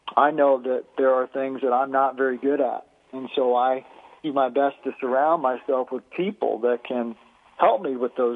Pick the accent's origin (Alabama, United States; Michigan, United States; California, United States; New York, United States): Alabama, United States; We had to do a lot of wood chopping as a child. I grew up in Alabama